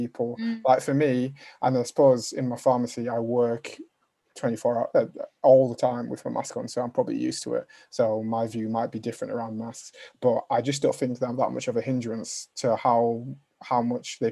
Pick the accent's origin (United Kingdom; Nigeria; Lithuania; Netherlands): United Kingdom; Huddersfield, Yorkshire and the Humber; accent: Northern; I'm from Huddersfield, Northern